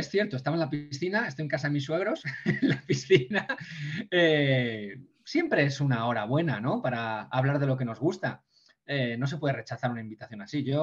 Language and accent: Spanish; Ponferrada, Castile and León, Spain